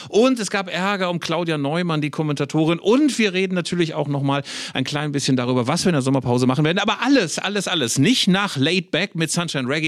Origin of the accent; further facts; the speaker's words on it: Bielefeld, North Rhine-Westphalia, Germany; ja so einen Minderwertigkeitskomplex als Ostwestfale